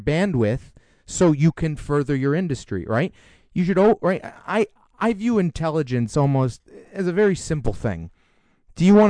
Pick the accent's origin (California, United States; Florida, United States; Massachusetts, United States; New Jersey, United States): Massachusetts, United States; Newton; I grew up in Newton, Massachusetts